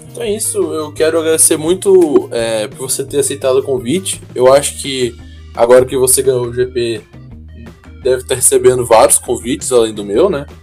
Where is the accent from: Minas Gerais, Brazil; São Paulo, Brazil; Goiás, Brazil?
Goiás, Brazil; Goiânia; eu sou de Goiânia